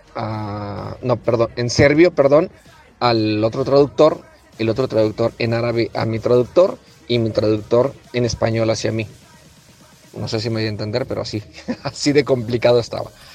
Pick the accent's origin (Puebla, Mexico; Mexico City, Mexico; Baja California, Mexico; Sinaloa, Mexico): Sinaloa, Mexico; Culiacancito; De un pueblo de Culiacancito, eh, alejado de muchas cosas y estando en un lugar tan lejano de, mi tierra